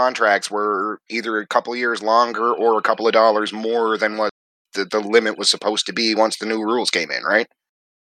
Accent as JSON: {"language": "English", "country": "Canada", "said": "I'm Canadian"}